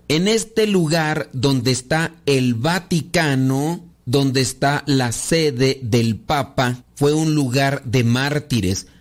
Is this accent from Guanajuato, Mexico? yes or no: yes; Los Órganos, Guanajuato, Mexico; Mi rancho se llama Los Órganos, Guanajuato